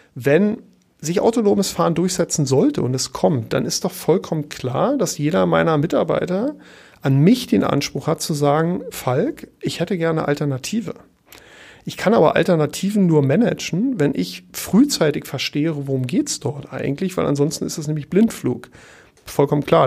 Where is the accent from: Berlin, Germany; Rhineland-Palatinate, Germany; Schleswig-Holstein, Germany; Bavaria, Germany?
Berlin, Germany; moved away as an adult; also born or lived in Paris; now in Hamburg, Germany; ich bin ja in Ostberlin geboren